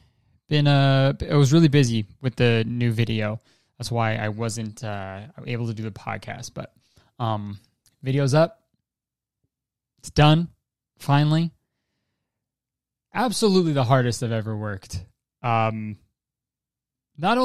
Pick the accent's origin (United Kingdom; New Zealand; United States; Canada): Canada; I'm Canadian